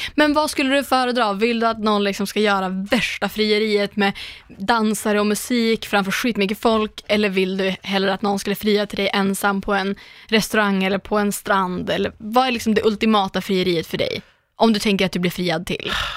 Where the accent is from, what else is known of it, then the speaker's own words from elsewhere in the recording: Umeå, Västerbotten County, Sweden; moved away; alla gånger jag varit hemma i Umeå